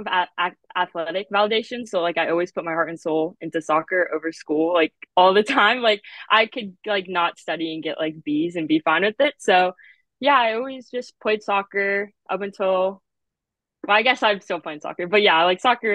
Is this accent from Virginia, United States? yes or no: yes; Warrenton, Virginia, United States; I'm from Warrenton, Virginia, and I actually went to Kettle Run High School